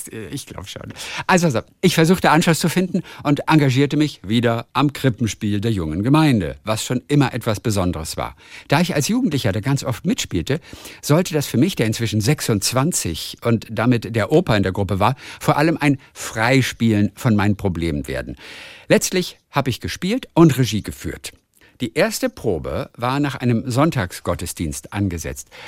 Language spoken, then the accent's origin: German; Saxony, Germany; moved away as an adult; now in Middle Franconia, Germany; Meine Heimat ist die schöne sächsische Schweiz, wo ich geboren und aufgewachsen bin. Vor nunmehr 15 Jahren bin ich nach Mittelfranken gezogen